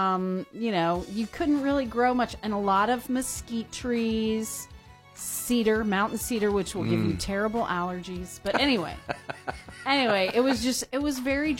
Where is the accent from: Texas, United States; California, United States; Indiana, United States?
Texas, United States; Austin; now in Missouri, United States; Austin, Texas, my hometown